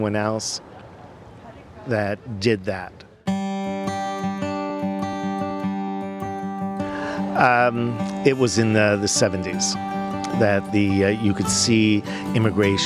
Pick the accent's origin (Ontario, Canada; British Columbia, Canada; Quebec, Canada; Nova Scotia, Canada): Ontario, Canada; Hamilton; I was born in Hamilton on February the 12th, 1951. I grew up with three sisters, and we all lived above the store